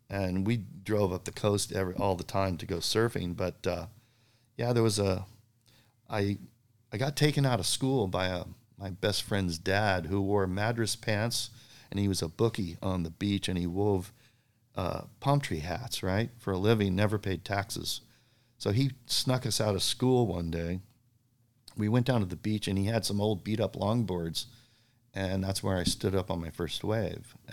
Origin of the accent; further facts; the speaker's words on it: Bowling Green, Kentucky, United States; born there; Well, uh, actually, born in Bowling Green, Kentucky, which was really a fun thing to put on my contest